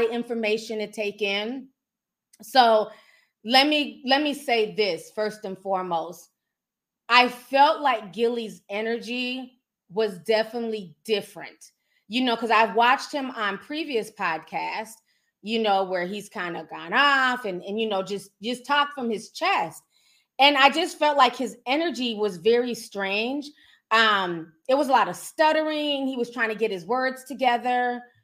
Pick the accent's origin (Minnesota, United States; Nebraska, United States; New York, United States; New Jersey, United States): Minnesota, United States; I'm from Minnesota. You know what I'm saying? Midwest